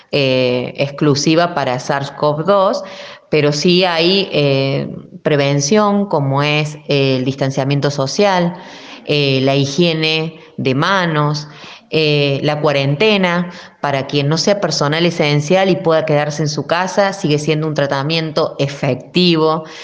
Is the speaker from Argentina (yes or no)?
yes; Argentina; Sé que somos muy argentinos, sé que necesitamos el abrazo, sé que somos familiares